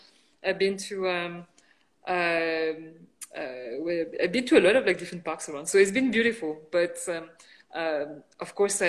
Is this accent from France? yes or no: yes; France; moved away as an adult; also born or lived in United Kingdom / China / San Francisco, United States; now in Las Vegas, United States; I'm originally from France. My background is Chinese. My parents are born in China, but migrated to France a long, long time ago. But I was born in France, then eventually I studied in the UK.